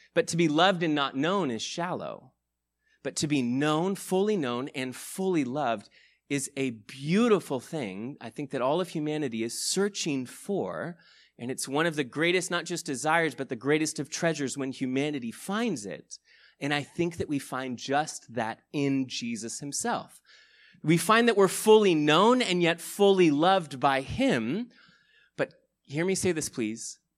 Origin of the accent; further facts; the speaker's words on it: United States; I'm also an American who grew up in this culture that loves to value and celebrate independence